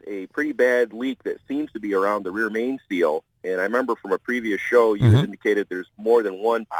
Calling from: Central New York State, United States; I'm calling from Central New York State.

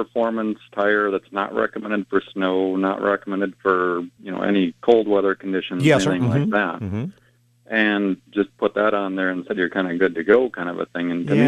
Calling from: St. Cloud, Minnesota, United States; Up here in Minnesota, actually, I've called you before, but oddly enough, about some tire problems before up in the middle St. Cloud, Minnesota area.

